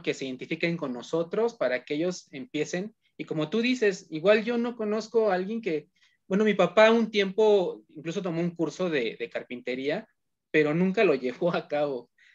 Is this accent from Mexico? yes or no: yes; Hidalgo, Mexico; also born or lived in Tizayuca, Hidalgo; porque yo también soy de Hidalgo. Eh, oh, yo, estoy en, Tizayuca, Hidalgo.